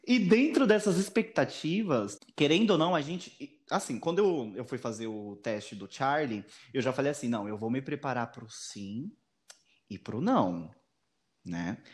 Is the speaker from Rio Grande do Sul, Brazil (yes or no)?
no; Diadema, São Paulo, Brazil; moved away as an adult; now in Mongaguá, Brazil; eu moro em Mongaguá, porém eu nasci em Diadema, São Paulo. Eu moro aqui no litoral há mais ou menos uns 4, 5 anos.